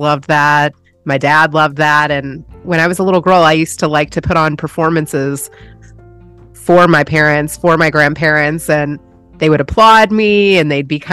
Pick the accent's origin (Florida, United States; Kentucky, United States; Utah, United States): Kentucky, United States; Louisville; moved away as an adult; also born or lived in California; now in Texas, United States; I was born in Louisville, Kentucky. Yeah, born and raised there.